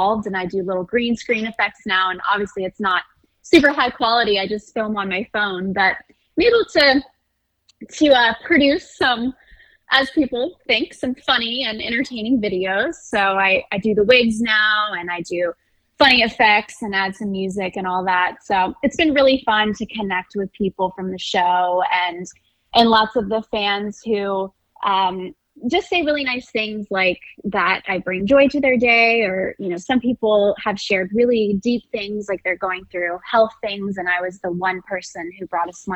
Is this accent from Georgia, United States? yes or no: yes; suburbs of Atlanta, Georgia, United States; accent: Southern; So I'm from Georgia, grew up, suburbs of Atlanta. I live in Atlanta now.